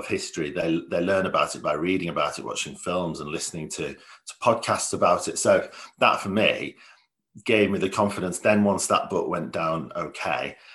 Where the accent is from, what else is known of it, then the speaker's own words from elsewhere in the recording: Leeds, Yorkshire and the Humber, United Kingdom; I'm from Leeds.